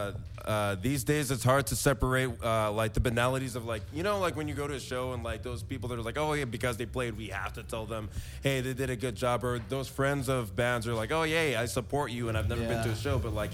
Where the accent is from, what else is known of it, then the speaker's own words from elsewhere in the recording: Fresno, California, United States; also born or lived in Veracruz, Mexico; I'm from right here, out here in Fresno.